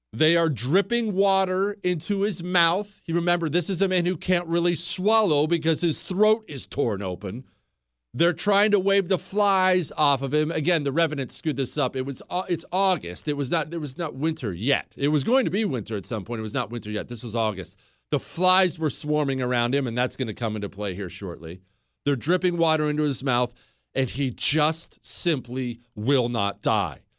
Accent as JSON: {"language": "English", "town": "Bozeman", "region": "Montana", "country": "United States", "tie": "born or raised there", "moved": "as an adult", "said": "I grew up in Bozeman, Montana. We moved to Bozeman when I was ten years old. I graduated high school from there."}